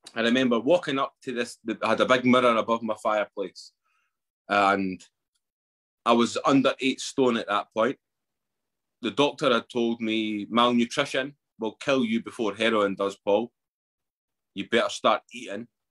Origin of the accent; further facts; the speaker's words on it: Edinburgh, Scotland, United Kingdom; I grew up in Edinburgh.